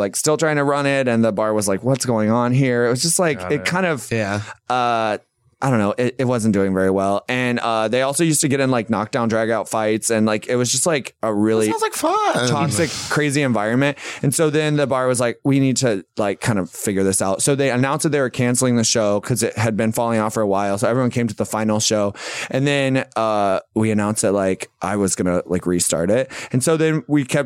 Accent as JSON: {"language": "English", "town": "Fort Pierce", "region": "Florida", "country": "United States", "tie": "born or raised there", "also_born_or_lived": "Tampa, Florida", "moved": "as an adult", "lives_now": "Chicago, United States", "said": "I grew up on the East Coast in Fort Pierce, Florida."}